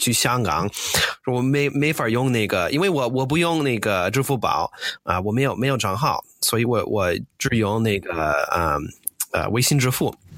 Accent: United States; Chinese is a second language; moved away as an adult; now in China; 我是个美国人，呃，我零八年来，来了中国

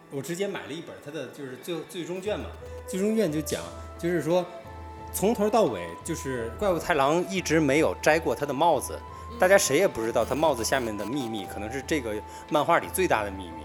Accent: Tianjin, China; 我们天津那边，呃，放寒假嘛

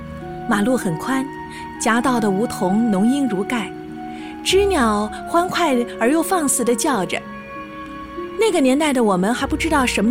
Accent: Nanjing, Jiangsu, China; 我是地道的南京人，在南京生，在南京长大。小时候住在现在的金丝丽酒店附近，那里从地理位置上应该算是城市的西南边。

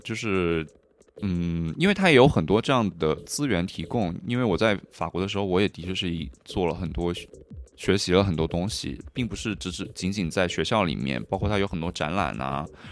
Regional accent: Hunan, China; born or raised there; also born or lived in Guangdong / Paris, France / Berlin, Germany; now in Shanghai, China

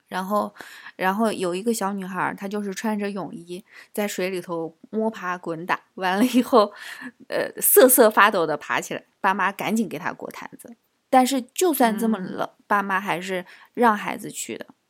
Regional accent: Nanjing, Jiangsu, China; accent: Nanjing; now in United Kingdom; 我也是南京的

